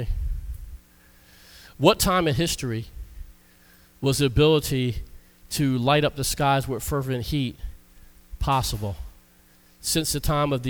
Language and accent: English; United States; I'm American